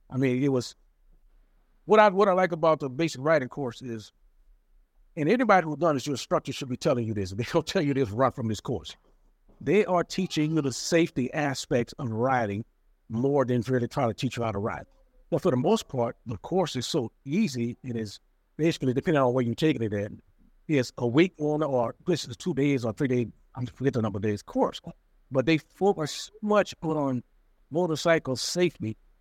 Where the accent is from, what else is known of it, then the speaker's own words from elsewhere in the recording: New Orleans, Louisiana, United States; now in California, United States; We from New Orleans, born and raised in New Orleans